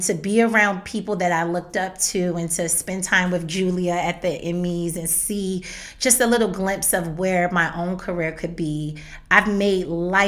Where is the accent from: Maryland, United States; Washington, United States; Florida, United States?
Maryland, United States; I'm from Maryland